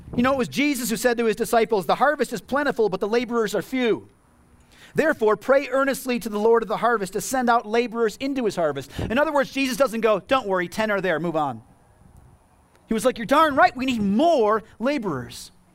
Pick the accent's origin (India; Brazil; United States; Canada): United States; As American Christians